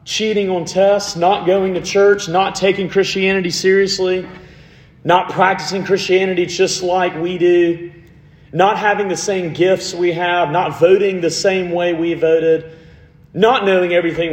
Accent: Montgomery, Alabama, United States; I am from Montgomery, Alabama, which is 45 minutes from Auburn

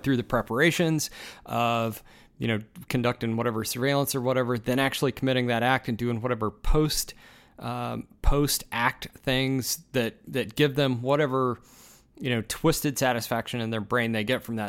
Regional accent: United States; as an American

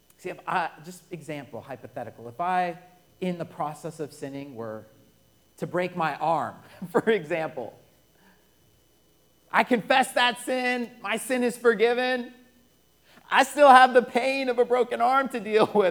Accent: Colorado, United States; I'm born and raised in Colorado.

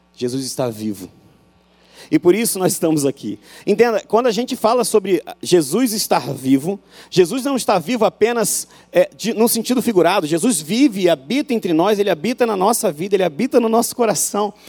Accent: Rio, Rio de Janeiro, Brazil; moved away as an adult; now in Euclides da Cunha, Brazil; O sotaque entrega que eu sou do Rio

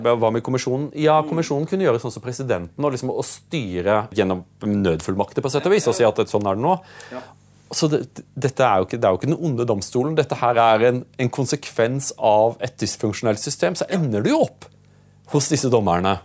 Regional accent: Drøbak, Akershus, Norway; also born or lived in Åseral / United Kingdom; jeg, vokste opp i Drøbak

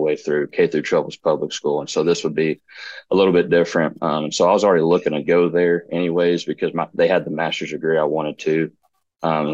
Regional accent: Martin, Tennessee, United States; I was born and raised in Martin. So grew up in Martin. We moved to East Tennessee while I was in high school

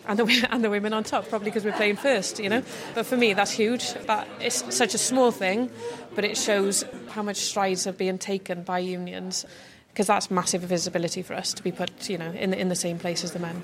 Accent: Wales, United Kingdom; I'm a Welsh girl through and through

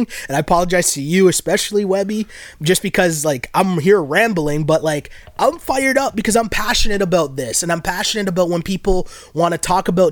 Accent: Toronto, Ontario, Canada; growing up in Toronto

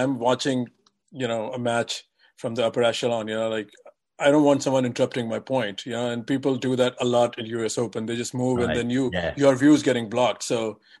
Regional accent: United States; I'm an American

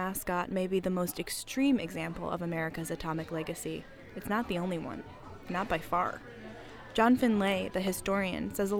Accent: Richland, Washington, United States; We all grew up in a dusty little town on the shore of the Columbia River. Our entire community exists only because of the Manhattan Project

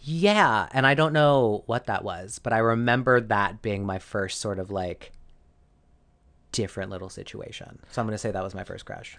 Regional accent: Arizona, United States; grew up in Arizona, uh, all through, like, elementary, middle

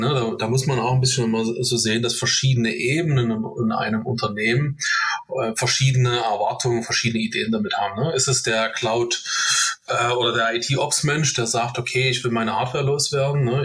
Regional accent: Dresden, Saxony, Germany; gebürtiger Dresdner

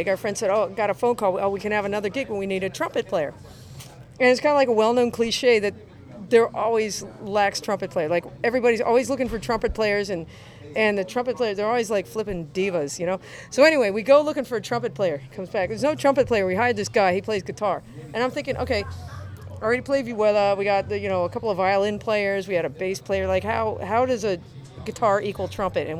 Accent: Pennsylvania, United States; I'm really from Pennsylvania

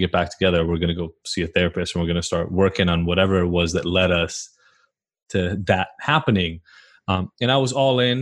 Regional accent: Israel; moved away; I'm from Israel originally, moved here.

